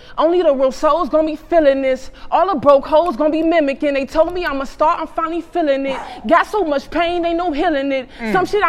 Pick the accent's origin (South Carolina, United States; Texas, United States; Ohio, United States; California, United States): Ohio, United States; Cleveland; I'm from Cleveland. I grew up in the down the way Longwood area.